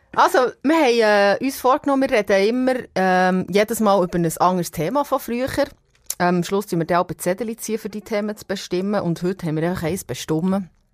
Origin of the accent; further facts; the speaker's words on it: Epsach, Bern, Switzerland; ich komme aus dem Seeland aus Ebsach ursprünglich, das Bauernmädchen